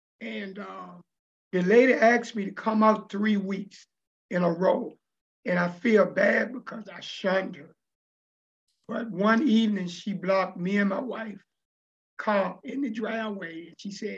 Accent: Richmond, Virginia, United States; I grew up in the Richmond area as a kid, always wanted to make an impact in life and always wanted to make some money.

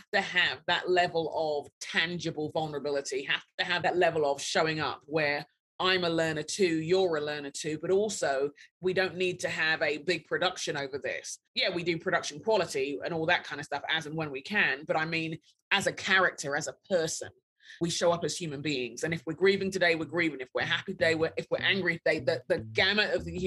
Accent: London, United Kingdom; now in Minneapolis, United States; I'm a Brit. I'm a Nigerian Brit. I grew up in London.

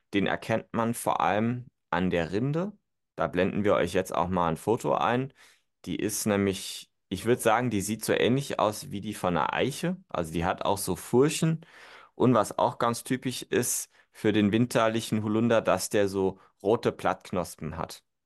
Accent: Germany; bei uns in Deutschland

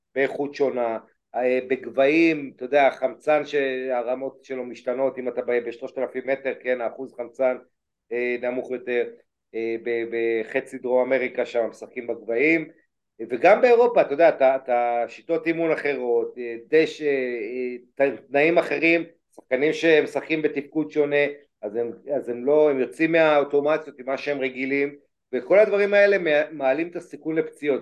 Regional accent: Israel

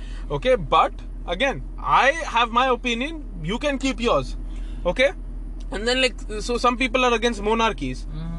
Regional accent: Pakistan; now in United Arab Emirates; I'm a Pakistani, okay?

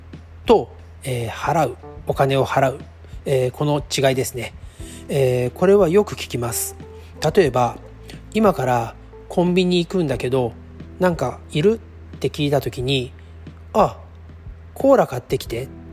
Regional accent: Japan; 日本の場合は中学生からあこれ私がねあの小さい時ですが中学生から英語の授業が始まりました

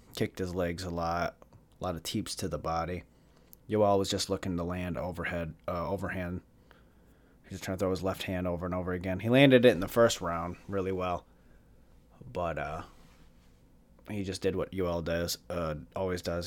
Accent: Jackson, Michigan, United States; in Jackson, uh, in Jackson, my hometown

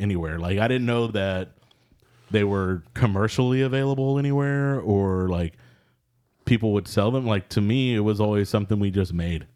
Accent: Texas, United States; as a Texan

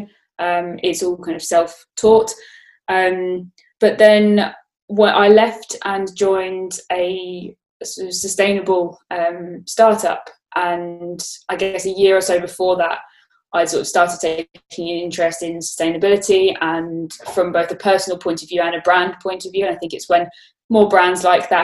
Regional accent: Brighton, South East England, United Kingdom; moved away as an adult; also born or lived in Australia; now in London, United Kingdom; I grew up in Brighton

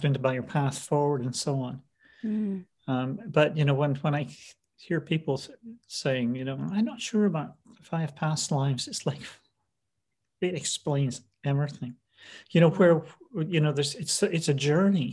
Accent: Scotland, United Kingdom; moved away as an adult; also born or lived in London / Pacific Northwest; now in United States; I was raised in Scotland

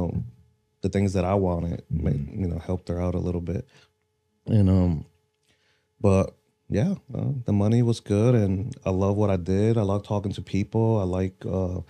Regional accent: Puerto Rico; moved away as an adult; also born or lived in Fort Walton Beach, Florida; now in Destin, United States; born and raised in Puerto Rico

